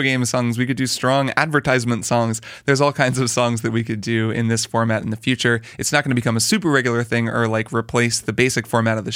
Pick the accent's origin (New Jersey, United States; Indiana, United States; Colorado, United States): Indiana, United States; I grew up in Indiana and did marching band in high school